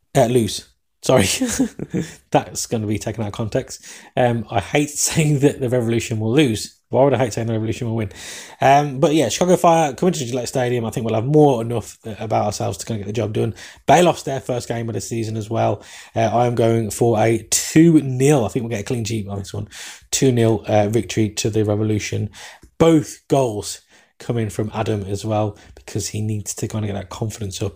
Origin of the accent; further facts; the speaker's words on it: England, United Kingdom; accent: English; my English accent